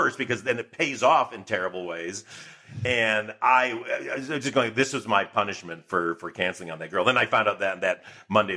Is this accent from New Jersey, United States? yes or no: no; Michigan, United States; moved away as an adult; growing up in Michigan before there was internet